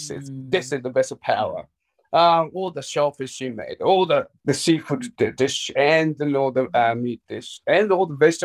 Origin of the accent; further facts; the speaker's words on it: Tokyo, Japan; I was born in Tokyo, I was raised in Japan. I was given an opportunity to study as an exchange student when I was 16.